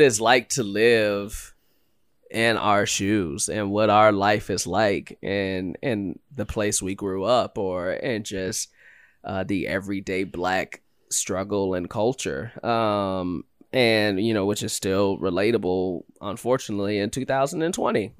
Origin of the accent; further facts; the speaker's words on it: Chicago, Illinois, United States; growing up in Chicago